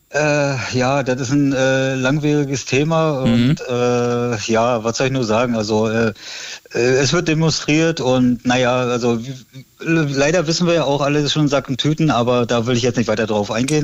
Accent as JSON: {"language": "German", "area": "Rügen", "region": "Mecklenburg-Vorpommern", "country": "Germany", "tie": "born or raised there", "also_born_or_lived": "Berlin", "said": "ich bin gebürtiger Ruganer"}